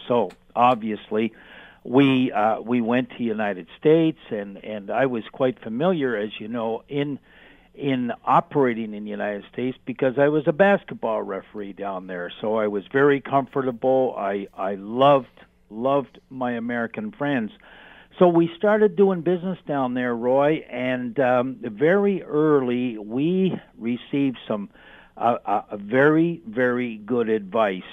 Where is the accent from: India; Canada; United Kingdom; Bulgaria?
Canada; being Canadian